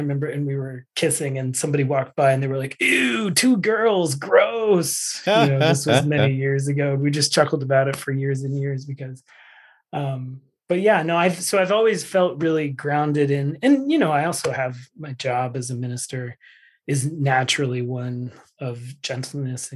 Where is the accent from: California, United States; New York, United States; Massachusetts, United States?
Massachusetts, United States; Framingham; I was raised in the Framingham UU church, 0 to 18.